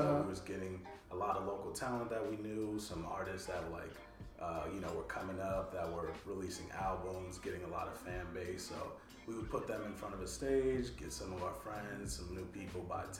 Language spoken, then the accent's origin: English; Rancho Cucamonga, California, United States; moved away as an adult; now in Los Angeles, United States; I grew up in Rancho Cucamonga. So it's like Inland Empire, about 45 minutes out of LA.